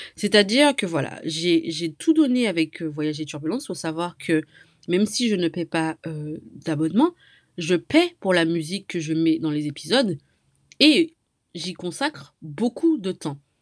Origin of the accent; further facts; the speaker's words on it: Martinique; je viens moi-même de la Martinique